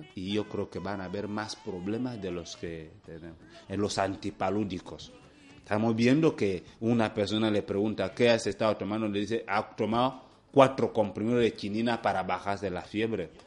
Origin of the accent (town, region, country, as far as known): Equatorial Guinea